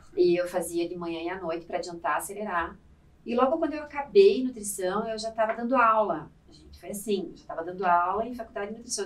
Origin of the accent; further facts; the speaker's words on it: Curitiba, Paraná, Brazil; eu sou curitibana, uhum. e é a minha formação toda né, acadêmica foi feita lá